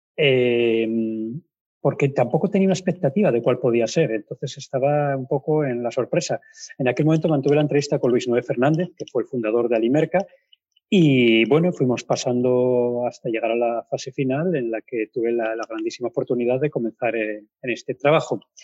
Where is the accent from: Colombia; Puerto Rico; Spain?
Spain; Pola de Siero, Asturias; now in Oviedo, Spain; yo vivo en Oviedo, pero soy de Pola de Siero